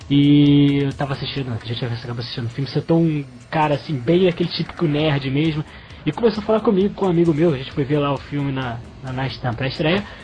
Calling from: Rio de Janeiro, Brazil; eu sou aqui do Rio de Janeiro

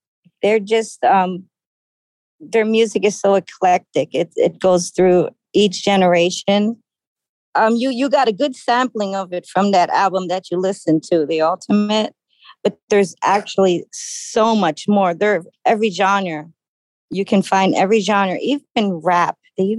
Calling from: Bullhead City, Arizona, United States; I am in Bullhead City, Arizona. It's right across from Laughlin, Nevada, on the Colorado River.

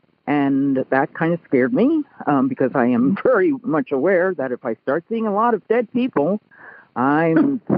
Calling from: Martinez, California, United States; I'm calling from the San Francisco Bay Area on the East Bay side from Martinez Pleasant Hill, California.

